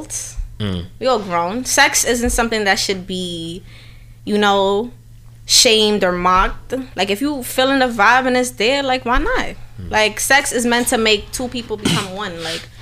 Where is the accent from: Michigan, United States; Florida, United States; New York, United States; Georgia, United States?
New York, United States; New York City; I'm from Harlem and Brooklyn. Like, I don't know how to describe it. You know, like, time was split between the two